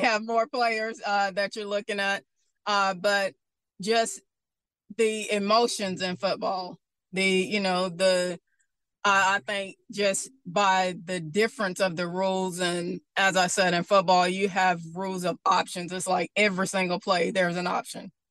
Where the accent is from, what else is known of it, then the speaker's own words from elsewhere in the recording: Bastrop, Louisiana, United States; moved away; also born or lived in Baton Rouge; Growing up in Bastrop, Louisiana, North Louisiana, you know, I grew up watching Louisiana Tech